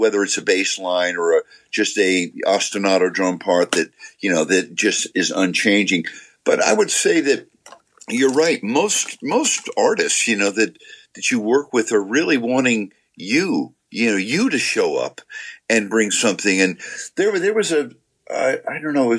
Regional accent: New York, United States; growing up in New York

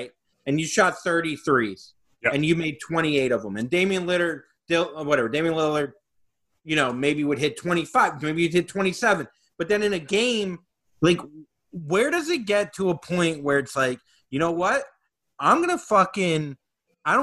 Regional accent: Miami, Florida, United States; I'm from Florida. I'm born and raised. I was born in Miami

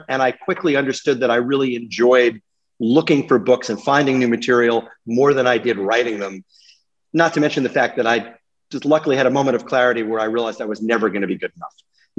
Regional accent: New York City, New York, United States; moved away as an adult; also born or lived in St. Paul, Minnesota / the Hamptons; Born and raised on the Upper West Side.

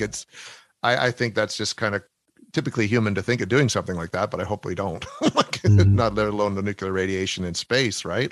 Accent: Canada; accent: Canadian

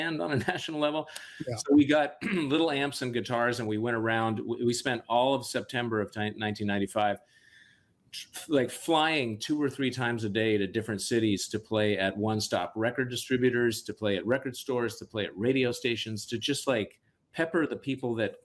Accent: Seattle, Washington, United States; also born or lived in Boston / New York; I need to go back home. I need to go to Seattle. Yeah. And I went home and the joy of reconnecting with my hometown

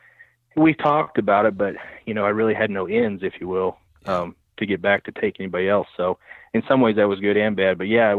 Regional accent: Keokuk, Iowa, United States; Well, I was born and raised in Keokuk, Iowa, Southeast Iowa, and grew up there, spent most of my teen years there.

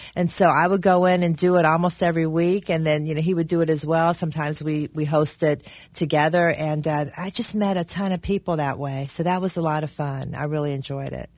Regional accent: Cincinnati, Ohio, United States; I was born in Cincinnati, grew up in Avondale, went to Rockdale Elementary

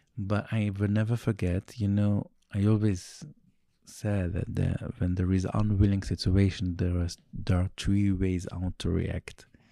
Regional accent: Jerusalem, Jerusalem District, Israel; first language Yiddish; English is a second language; I grew up in Meir Sharim

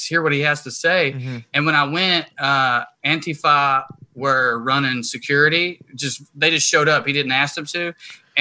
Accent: the South, United States; I grew up in the South

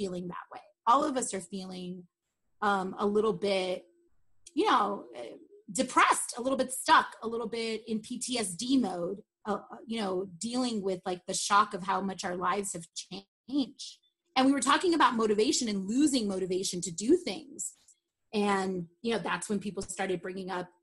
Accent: Los Angeles, California, United States; I grew up in Sun Valley, which is like literally on the other side of the railroad tracks of Burbank

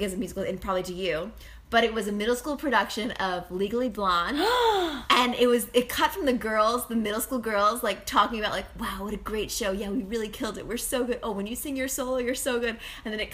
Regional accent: Westport, Connecticut, United States; born or raised there; also born or lived in Manhattan, New York

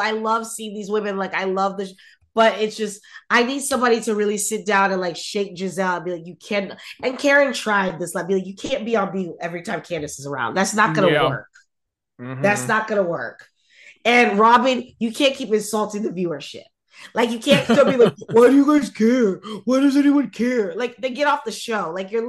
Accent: Nigeria; as a Nigerian, as an Igbo person, it doesn't mean shit.

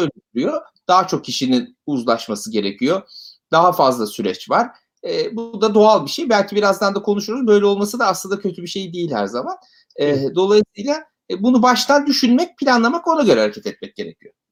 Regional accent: Ankara, Turkey; moved away as an adult; now in Istanbul, Turkey; Ankaralıyım ben

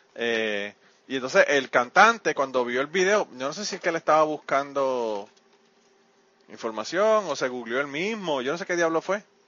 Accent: Puerto Rico; now in Kentucky, United States; cuando estaba en Puerto Rico

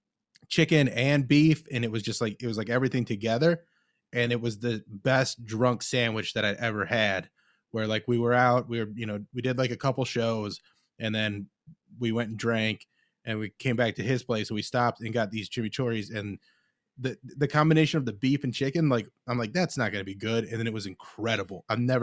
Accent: Cleveland, Ohio, United States; I grew up Mormon, and I grew up in Cleveland.

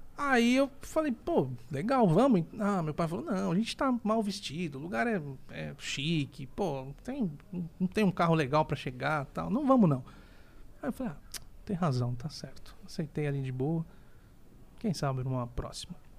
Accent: Santos, São Paulo, Brazil; sou natural de Santos

